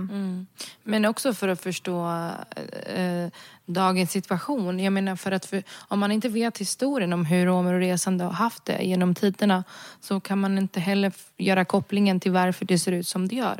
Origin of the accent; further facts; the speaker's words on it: Sweden; jag är född och uppvuxen i Sverige